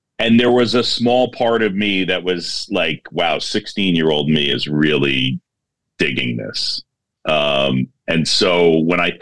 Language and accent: English; New York, United States; also born or lived in Philadelphia, Pennsylvania; I was born in Philadelphia. My parents met at Drexel. My dad's side got their hooks in me. They were big Phillies fans. So when I moved to New York when I was 7 years old